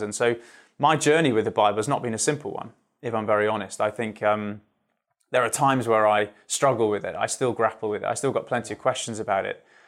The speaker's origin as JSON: {"language": "English", "area": "Surrey", "region": "South East England", "country": "United Kingdom", "tie": "born or raised there", "said": "just outside London in Surrey"}